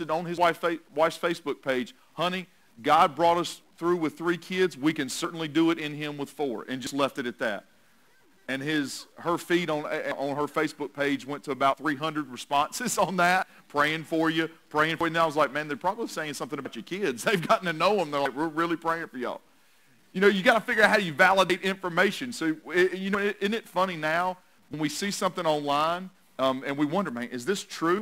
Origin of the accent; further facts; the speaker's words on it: North Carolina, United States; also born or lived in Tennessee; I was born in Tennessee, so I've got a little bit of Vols in me, but I've also been grown most of my life up in this area of the country, so I have a little bit more Tar Heel than I have Vols in me